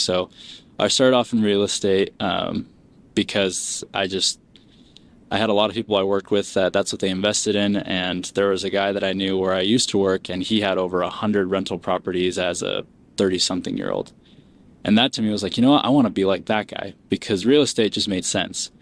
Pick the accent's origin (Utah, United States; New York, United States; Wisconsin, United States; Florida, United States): Utah, United States; Springville; also born or lived in Peru; immigrated here, um, grew up in Springville, Utah